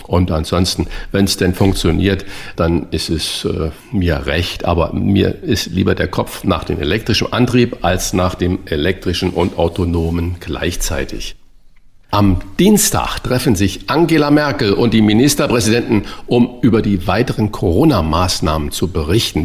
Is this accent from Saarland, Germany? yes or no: yes; Saarland, Germany; Er ist gebürtiger Saarländer wie ich